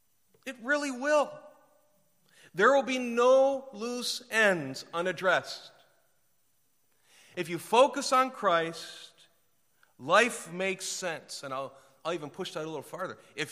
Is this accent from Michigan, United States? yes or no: yes; Ypsilanti, Michigan, United States; also born or lived in Winston-Salem; I'm from Ypsilanti, or used to be Winston-Salem, or I mean, the further back I go, the smaller the cities might get sometimes, and to see Los Angeles is just overwhelming.